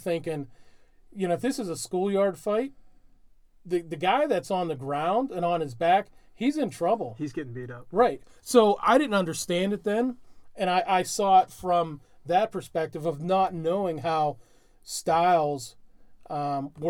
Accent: Ireland; I'm a huge being an Irishman. I don't know if you guys can tell that I'm Irish.

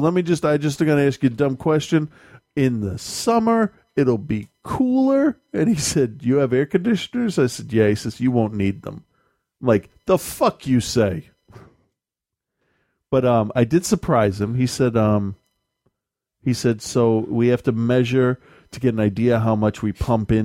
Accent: New England, United States; we're from New England

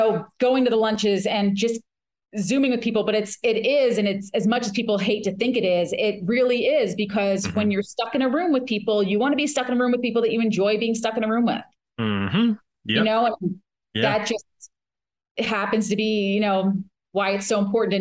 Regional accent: New Jersey, United States; I'm from New Jersey

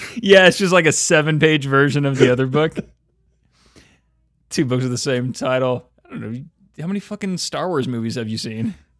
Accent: Oakley, California, United States; I was from Oakley?

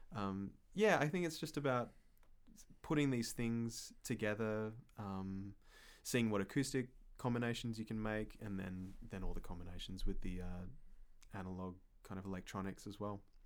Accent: Perth, Western Australia, Australia; moved away; also born or lived in Fremantle; my hometown in Perth

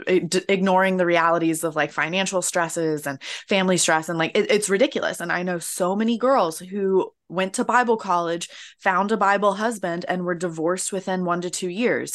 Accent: Florida, United States; moved away; I'm American, uh, which I'm pretty sure you can tell right off the bat. Uh, and I'm from Florida

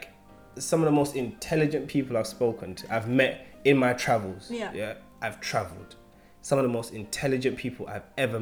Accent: London, United Kingdom; I'm from East London.

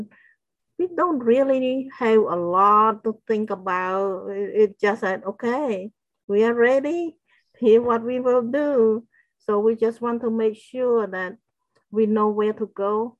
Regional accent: Battambang, Cambodia; moved away; Battambang, where my hometown is.

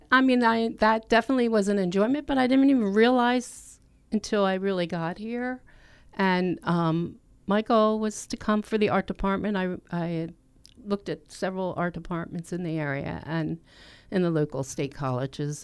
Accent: Lindenwold, New Jersey, United States; now in Glassboro, United States; I grew up in Lindenwald, which is, um, in Camden County

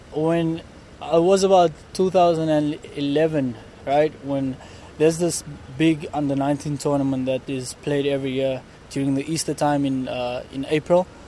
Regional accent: South Africa; moved away as an adult; me being South African

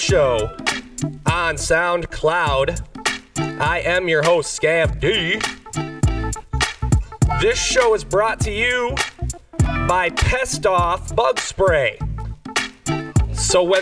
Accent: Michigan, United States; moved away; I'm here in my home state

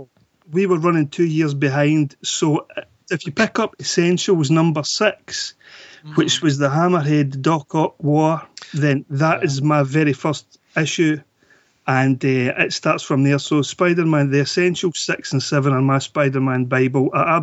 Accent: Scotland, United Kingdom; accent: Scottish; I'm calling from Scotland.

